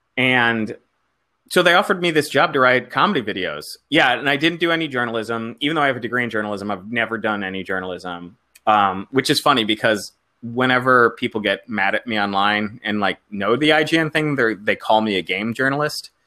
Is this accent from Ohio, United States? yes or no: no; South Florida, United States; moved away as an adult; also born or lived in New York; I didn't come from Chicago. I come from South Florida